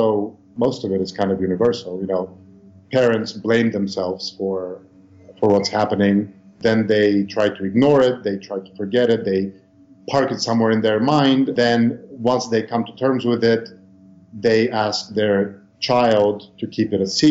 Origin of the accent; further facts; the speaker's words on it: Bulgaria; moved away; also born or lived in United States / Australia / New York; I was born in Bulgaria, but I left many years ago